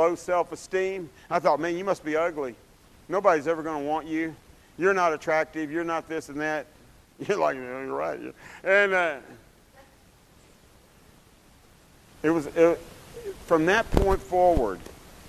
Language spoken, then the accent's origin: English; Dallas, Texas, United States; I grew up in Oak Cliff, which is South Dallas